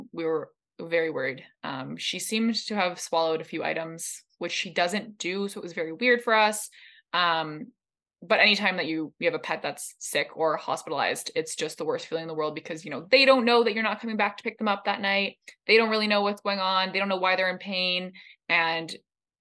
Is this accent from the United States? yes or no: no; Canada; accent: Canadian; our Canadian accents